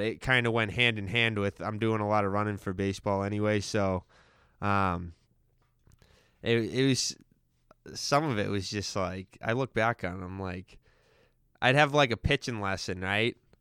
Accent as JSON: {"language": "English", "town": "Stoneham", "region": "Massachusetts", "country": "United States", "tie": "born or raised there", "said": "was born and raised in Stoneham"}